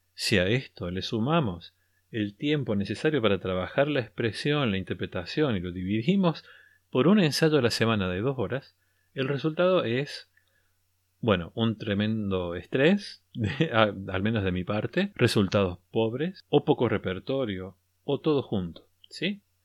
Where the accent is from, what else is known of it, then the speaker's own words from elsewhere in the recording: Argentina; al menos aquí lo llamamos así